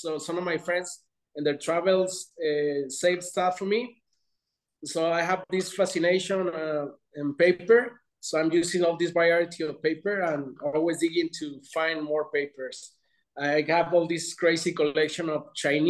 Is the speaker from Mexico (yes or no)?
yes; Mexico; also born or lived in London; Mexico is my hometown